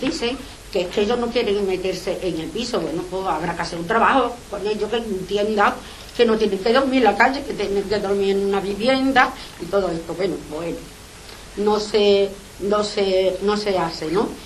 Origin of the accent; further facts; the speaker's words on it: Seville, Andalusia, Spain; Nosotros somos vecinos de Sevilla para los que pagamos los impuestos